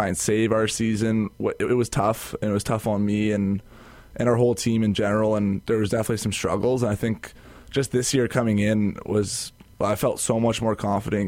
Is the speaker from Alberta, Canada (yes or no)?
yes; Calgary, Alberta, Canada; moved away as an adult; now in Winnipeg, Canada; I'm from Calgary